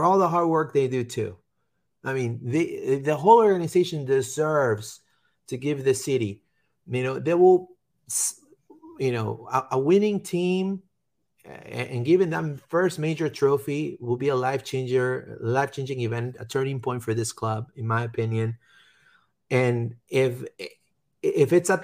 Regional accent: Orlando, Florida, United States; I'm from Orlando, and I love this city

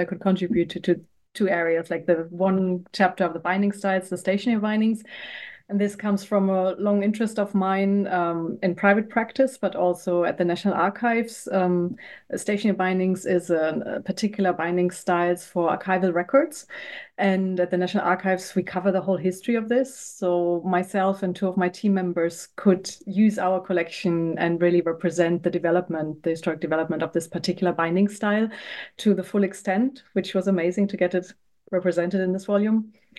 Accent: Hesse, Germany; English is a second language; also born or lived in Berlin; I'm actually from Germany. I grew up outside in a smaller town next to Frankfurt in West Germany, and then studied art history and history in Berlin.

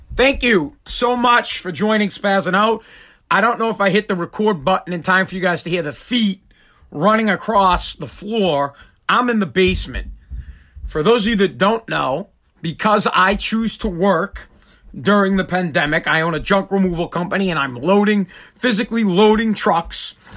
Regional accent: Massachusetts, United States; I'm from Massachusetts

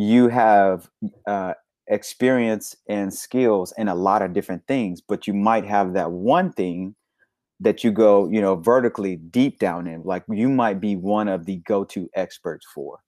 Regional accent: Little Rock, Arkansas, United States; I'm from Little Rock, Arkansas, born and raised

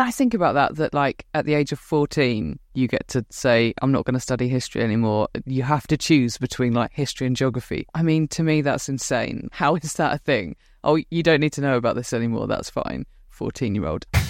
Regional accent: United Kingdom; I'm white British. But then, well, my grandma was Welsh, my grandpa was Scottish

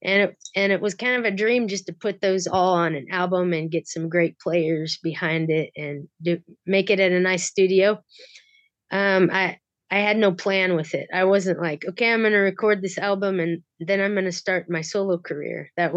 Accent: North Platte, Nebraska, United States; North Platte, Nebraska.

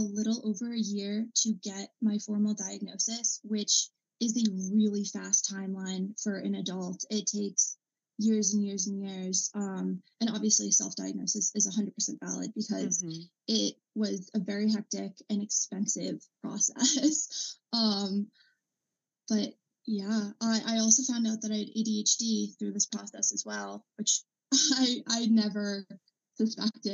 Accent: Massachusetts, United States; I'm 21, and I'm from Massachusetts

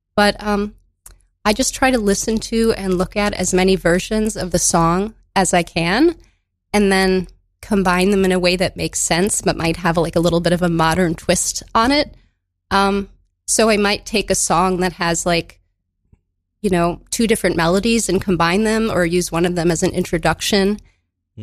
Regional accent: Madison, Wisconsin, United States; now in New York, United States; I grew up in Madison, Wisconsin.

